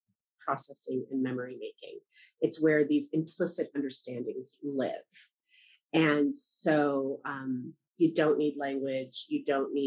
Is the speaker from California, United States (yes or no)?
yes; Los Angeles, California, United States; I'm from Los Angeles